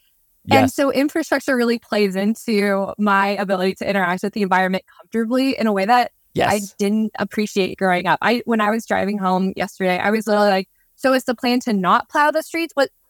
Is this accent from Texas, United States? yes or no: no; Nebraska, United States; now in Nashville, United States; And as a Nebraskan